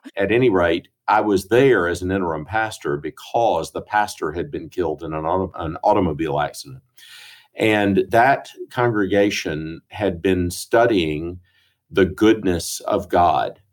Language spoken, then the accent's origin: English; Greenville, South Carolina, United States; moved away as an adult; also born or lived in St. Louis, Missouri / Edinburgh, Scotland; now in Jackson, United States; I grew up in Greenville